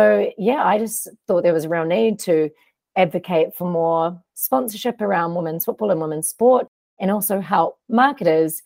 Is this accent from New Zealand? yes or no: yes; New Zealand; also born or lived in United States; I went to college on a soccer scholarship in the US as a Kiwi